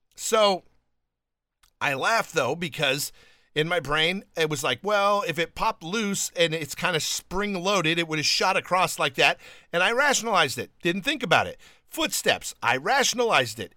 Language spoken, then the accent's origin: English; California, United States; moved away as an adult; also born or lived in Alabama / New York / Lyndhurst, New Jersey; I was born in Alabama, but raised in California